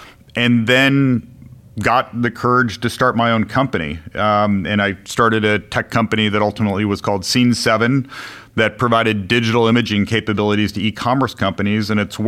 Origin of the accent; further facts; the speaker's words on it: Midwest, United States; Yeah, I grew up in the Midwest. I went to school in the Northeast.